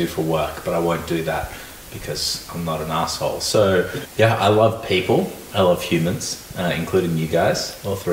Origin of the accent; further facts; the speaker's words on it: Melbourne, Victoria, Australia; I grew up in Melbourne, not too far from here